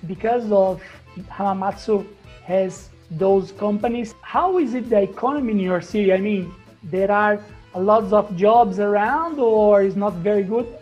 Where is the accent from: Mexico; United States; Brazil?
Brazil; English is a second language; also born or lived in Australia; I'm back in Brazil